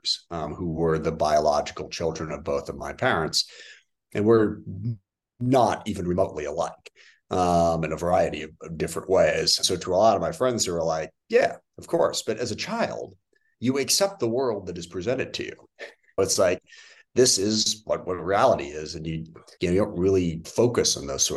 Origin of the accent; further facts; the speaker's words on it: SeaTac, Washington, United States; I grew up in the SeaTac area south of Seattle.